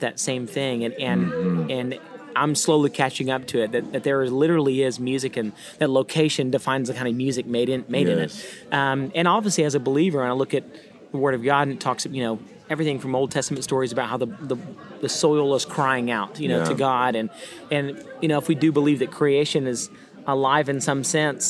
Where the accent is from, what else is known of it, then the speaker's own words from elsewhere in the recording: Baytown, Texas, United States; coming from Baytown, Texas, outside of Houston, I love my hometown because family's there